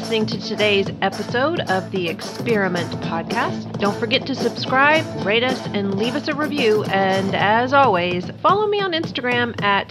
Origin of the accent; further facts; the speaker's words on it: Kentucky, United States; All right, I'm going to my home state of Kentucky now, Louisville, Kentucky.